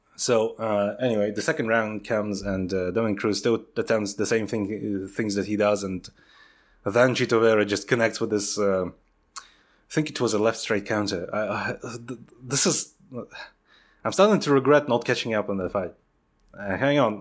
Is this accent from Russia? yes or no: yes; Siberia, Russia; moved away; growing up in Russia